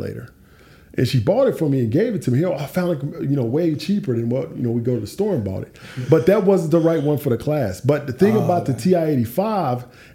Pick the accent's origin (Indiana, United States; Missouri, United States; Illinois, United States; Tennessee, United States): Tennessee, United States; Clarksville; moved away as an adult; now in Atlanta, United States; I grew up in Tennessee, not far from, we're in Atlanta now, about four and a half hours north in a place called Clarksville, Tennessee